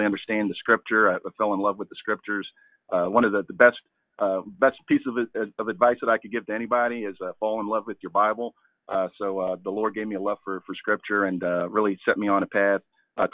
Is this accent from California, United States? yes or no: no; Albany, New York, United States; moved away as an adult; now in Baltimore, United States; I'm originally from upstate New York, Albany, which is the capital of New York. Everybody thinks it's New York City, but it's not. It's Albany. That's where I'm from. So shout out to the Capital District. But I grew up in Albany